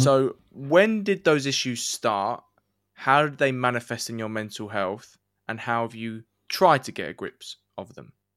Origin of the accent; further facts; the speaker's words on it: England, United Kingdom; the saying we would use in England